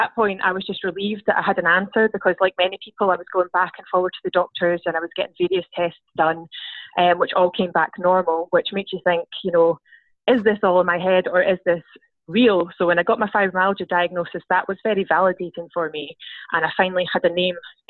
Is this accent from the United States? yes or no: no; Scotland, United Kingdom; I'm from Scotland